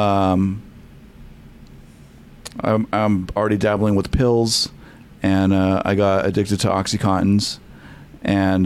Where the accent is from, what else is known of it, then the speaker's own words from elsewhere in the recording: Selma, United States; I grew up in Selma, so it was a small town